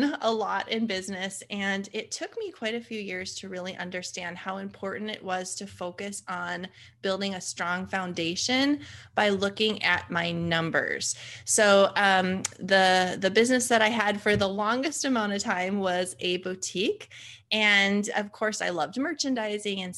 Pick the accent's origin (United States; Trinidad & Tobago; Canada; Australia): United States; Fargo, North Dakota; born and raised in Fargo, North Dakota, of all places.